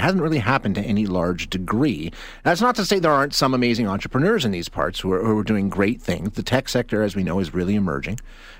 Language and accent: English; Alberta, Canada; I'm almost 50 years old, born and raised in Alberta